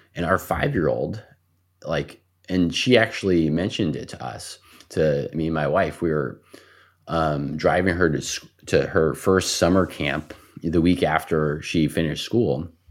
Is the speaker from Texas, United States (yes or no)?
yes; El Paso, Texas, United States; I grew up in El Paso, Texas